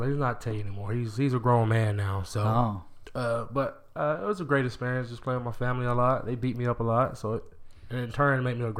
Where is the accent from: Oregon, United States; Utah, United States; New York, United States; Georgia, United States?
Georgia, United States; Macon; moved away as an adult; also born or lived in Warner Robins, Georgia / California / Florida / Hugo, Oklahoma; I was a Georgia boy all through high school.